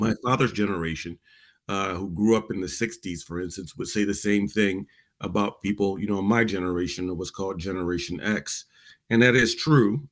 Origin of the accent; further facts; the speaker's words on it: Virginia, United States; people in my generation growing up in Virginia